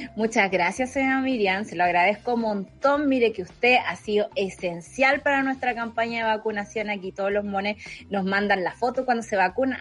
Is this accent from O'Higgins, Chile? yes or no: yes; Santa Cruz, O'Higgins, Chile; moved away; De la sexta región de Santa Cruz.